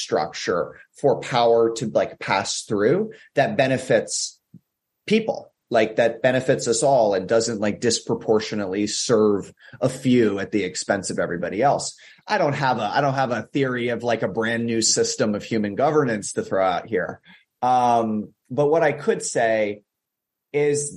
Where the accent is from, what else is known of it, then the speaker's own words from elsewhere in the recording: United States; I'm speaking as an American here